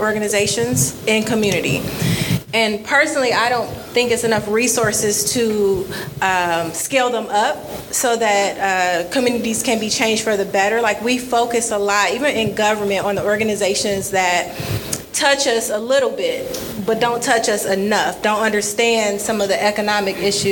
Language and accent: English; Detroit, Michigan, United States; So I'm born and raised in Detroit, and I could tell, like, graduated high school, DPS school, Cass Tech